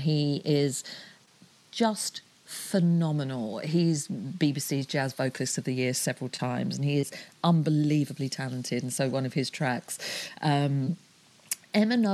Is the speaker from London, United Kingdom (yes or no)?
yes; London, United Kingdom; now in Hove, United Kingdom; I'm actually in Hove, so I'm a Londoner